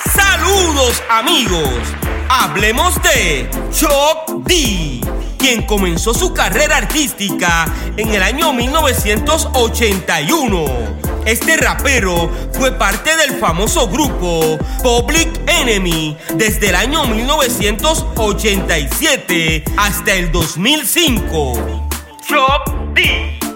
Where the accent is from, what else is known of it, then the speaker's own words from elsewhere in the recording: Puerto Rico; Yo me crié a unos minutos de donde tú dices que viviste un tiempo. Yo soy de la Marina.